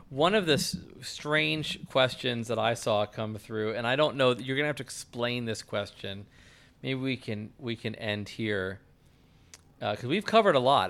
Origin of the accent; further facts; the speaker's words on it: United States; as an American